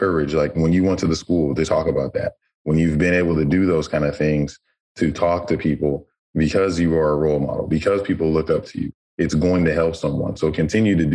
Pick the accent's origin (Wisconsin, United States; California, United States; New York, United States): California, United States; Madera; I'm from Madera